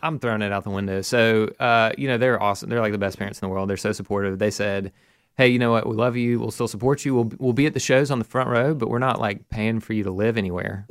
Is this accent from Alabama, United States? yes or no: yes; Mountain Brook, Alabama, United States; I grew up in Mountain Brook here in Birmingham